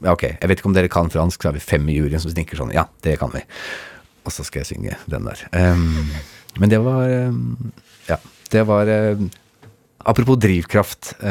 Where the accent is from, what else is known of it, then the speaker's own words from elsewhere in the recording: Agder, Norway; accent: Sørlandsk; Jeg snakker jo sørlandsk når jeg er på Sørlandet.